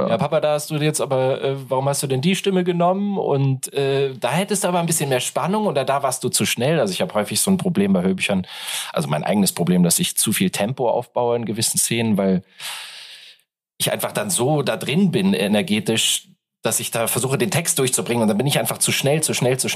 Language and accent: German; Hamburg, Germany; born there; Ich in Hamburg geboren, dann in Hannover studiert